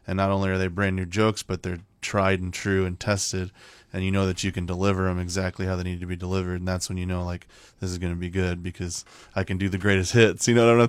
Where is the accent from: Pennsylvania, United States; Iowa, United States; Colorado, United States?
Iowa, United States; Mason City; And I grew up in Mason City. I've lived here my whole life, and I grew up on the north end of Mason City.